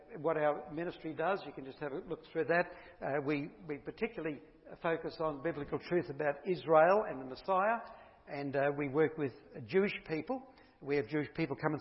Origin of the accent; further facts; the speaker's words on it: Bundaberg, Queensland, Australia; moved away as an adult; also born or lived in Perth; I'm Bundaberg born, so I'm a Queenslander, so it's good to be back home